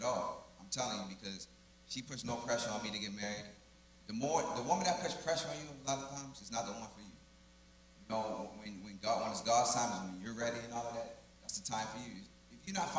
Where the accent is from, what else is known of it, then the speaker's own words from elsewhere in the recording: Baltimore, Maryland, United States; moved away as an adult; I'm from Baltimore, Maryland